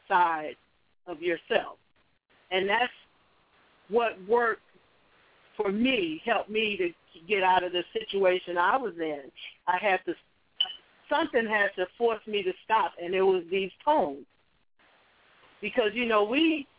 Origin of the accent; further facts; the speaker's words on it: Chicago, Illinois, United States; I was born and raised in Chicago